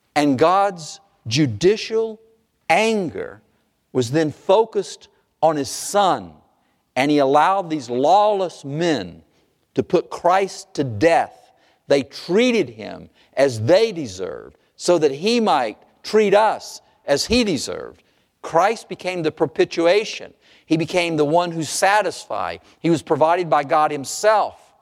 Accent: North Carolina, United States; I grew up in North Carolina

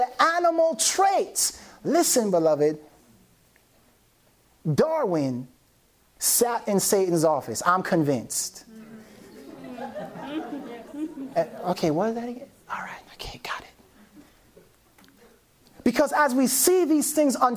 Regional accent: Jamaica; I'm Jamaican

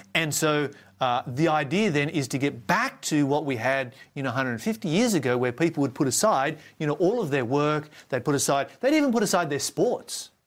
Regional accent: Tasmania, Australia; my home state of Tasmania

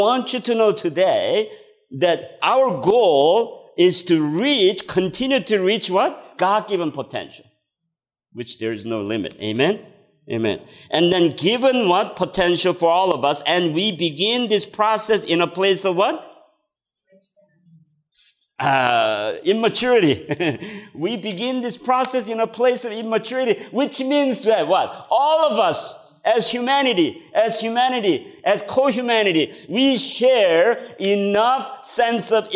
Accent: South Korea; English is a second language; moved away as an adult; I came from Korea at the age of 20

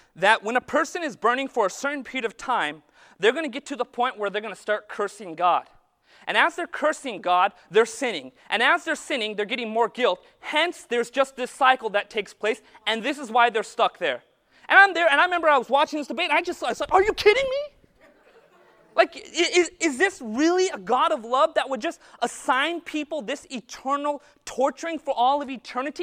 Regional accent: Modesto, California, United States; I'm from Modesto

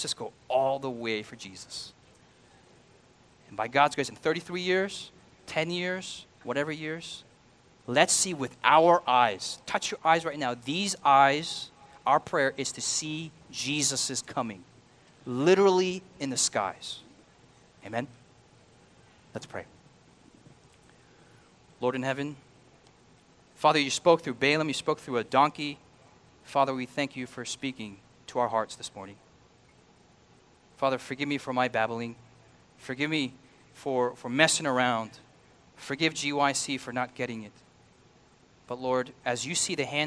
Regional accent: United States; I'm an American.

